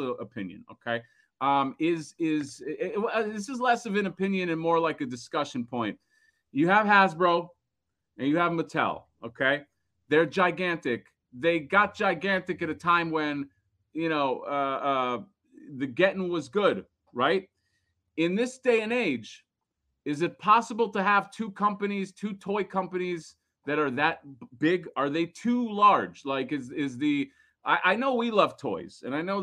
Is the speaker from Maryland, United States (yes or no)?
no; Florida, United States; I'm from Florida